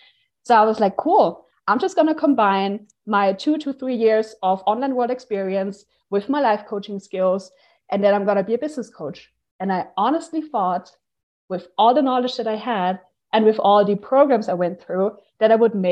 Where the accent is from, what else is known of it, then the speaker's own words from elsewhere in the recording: Austria; moved away; I'm from Austria. And now I'm basically like hopping from country to country. I'm currently in Bulgaria at the Digital Nomad Festival.